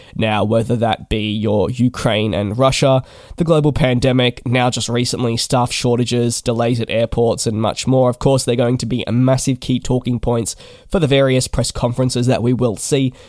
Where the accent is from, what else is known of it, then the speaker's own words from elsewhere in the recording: Melbourne, Victoria, Australia; moved away as an adult; I am from Melbourne, my home, uh, where my parents live and where I guess I was based for eighteen years